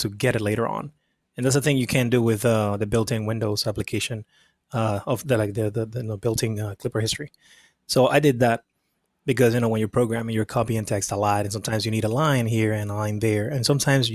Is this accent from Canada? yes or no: no; Dominican Republic; moved away as an adult; now in United States; I was born and raised in the Dominican Republic. I came to the U.S. when I was 19